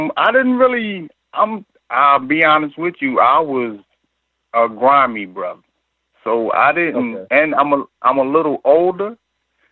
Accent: North Carolina, United States; also born or lived in New Rochelle, New York; I was born in New Rochelle, New York, but I was raised in North Carolina.

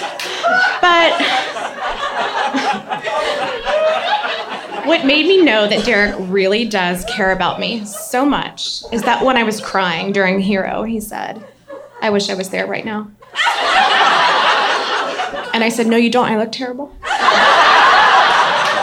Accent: Baton Rouge, Louisiana, United States; I grew up in Baton Rouge, Louisiana.

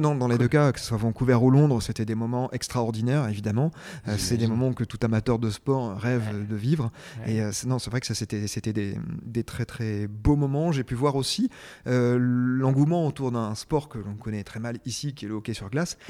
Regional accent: France

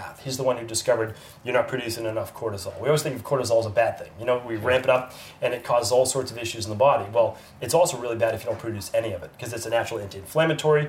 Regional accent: Medford, Massachusetts, United States; I grew up right outside the city in Medford, Massachusetts

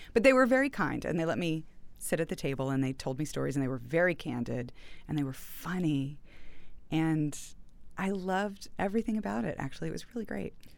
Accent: Houston, Texas, United States; also born or lived in New York; I went to college in New York, but I'm from Houston

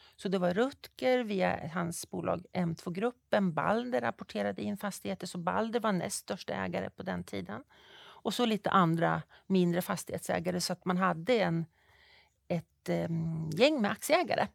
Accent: Fagersta, Västmanland, Sweden; moved away as an adult; also born or lived in Uppsala / Stockholm; Jag är född uppvuxen i Fagersta, bruksbygd.

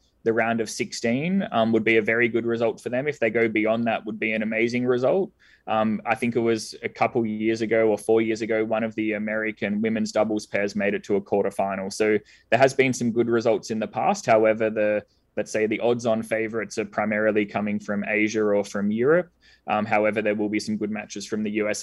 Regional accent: Australia; moved away; I'm originally from Australia, you might have picked up from the accent

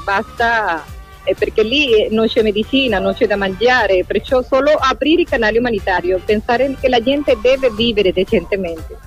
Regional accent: Venezuela; Italian is a second language; now in Italy; il tempo che io ho vissuto lì in Venezuela

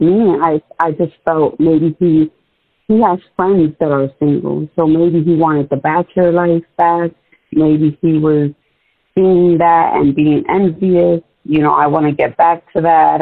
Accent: New York, United States; moved away; we grew up in New York.

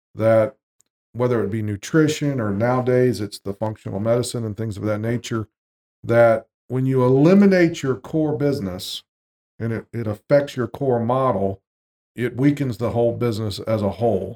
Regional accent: Jacksonville, Florida, United States; moved away; we moved back to Jacksonville, Florida, my hometown

